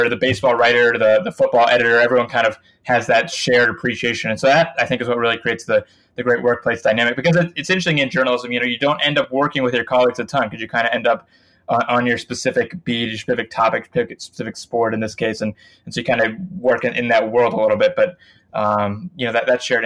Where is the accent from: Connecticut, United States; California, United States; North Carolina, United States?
North Carolina, United States; Winston-Salem; moved away as an adult; I grew up in Winston-Salem, North Carolina